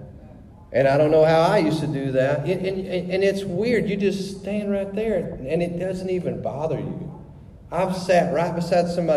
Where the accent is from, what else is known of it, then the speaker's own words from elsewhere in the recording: Louisiana, United States; moved away; we're from Louisiana